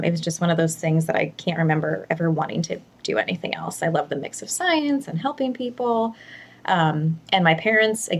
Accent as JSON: {"language": "English", "region": "New York", "country": "United States", "tie": "born or raised there", "moved": "yes", "lives_now": "Portland, United States", "said": "I grew up in New York with two very typically New York sarcastic parents"}